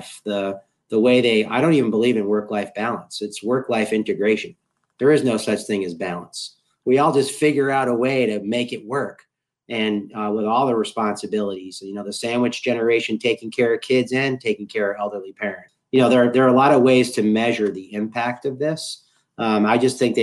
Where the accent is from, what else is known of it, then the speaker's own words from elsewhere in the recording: Boston, Massachusetts, United States; I'm hailing from Boston, Massachusetts in the United States.